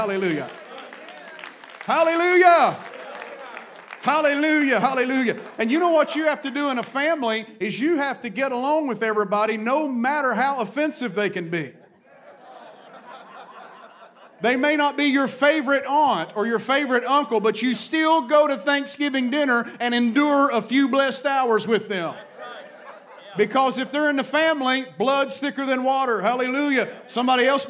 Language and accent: English; the Appalachian Mountains, the South, United States; I was raised in the South, raised in the Appalachian Mountains